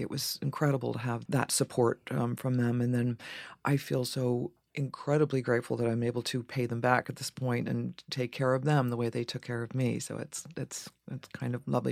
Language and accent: English; Dayton, Ohio, United States; also born or lived in Boston / Cincinnati; from Cincinnati to Dayton, Ohio, where I spent my formative years